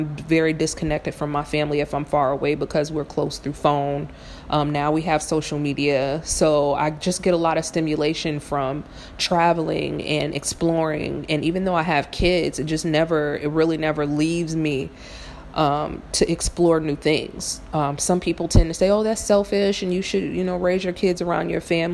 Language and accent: English; Fort Wayne, Indiana, United States; moved away as an adult; also born or lived in North Carolina / Illinois; now in New Orleans, United States; I grew up in Fort Wayne, Indiana, and it was a really good town to grow up